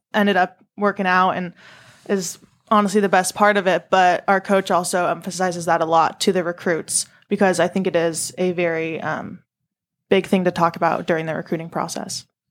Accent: San Diego, California, United States; I'm from San Diego

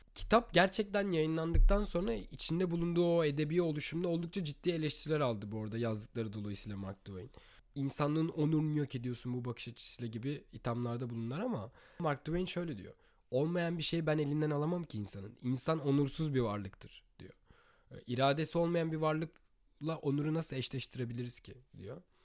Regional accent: Turkey; moved away as an adult; Türkiye'deki evimde doğduğum büyüdüğüm evde

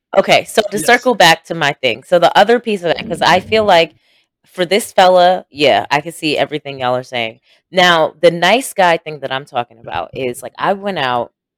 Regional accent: Jamaica; we are both Jamaican

